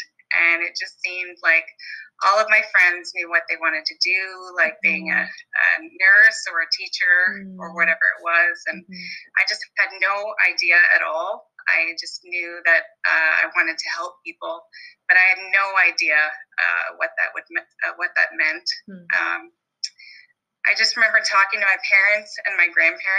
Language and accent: English; Brantford, Ontario, Canada; I was born in Brantford, Ontario, which is the home of Wayne Gretzky